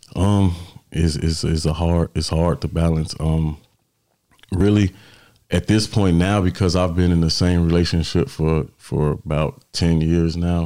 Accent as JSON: {"language": "English", "town": "Chicago", "region": "Illinois", "country": "United States", "also_born_or_lived": "Florence, South Carolina", "moved": "yes", "lives_now": "South Carolina, United States", "said": "I'm from Chicago, uh, residing in South Carolina right now"}